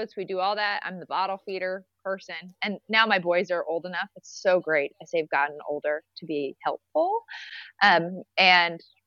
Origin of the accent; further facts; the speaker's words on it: Nebraska, United States; moved away as an adult; now in Kodiak, United States; growing up in Nebraska, we were really rural